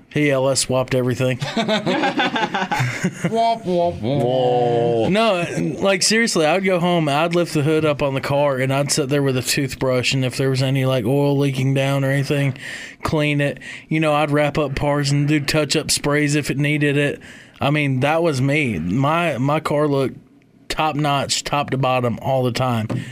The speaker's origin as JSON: {"language": "English", "town": "Kalamazoo", "region": "Michigan", "country": "United States", "tie": "born or raised there", "also_born_or_lived": "Union, South Carolina", "moved": "yes", "said": "I'm from the middle of the mitten. I'm from Kalamazoo"}